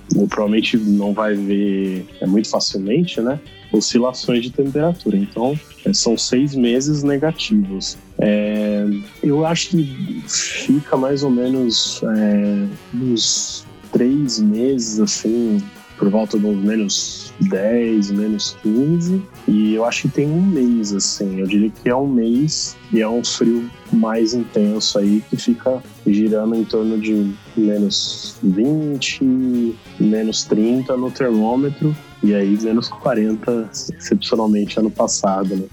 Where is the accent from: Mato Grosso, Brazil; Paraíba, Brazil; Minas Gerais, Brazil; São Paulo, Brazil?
São Paulo, Brazil; Indaiatuba; moved away as an adult; now in Saskatoon, Canada; a gente é da região de Indaiatuba, é, interior do estado de São Paulo